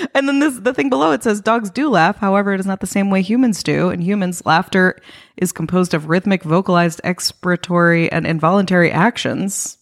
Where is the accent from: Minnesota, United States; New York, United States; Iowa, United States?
New York, United States; moved away; I'm from New York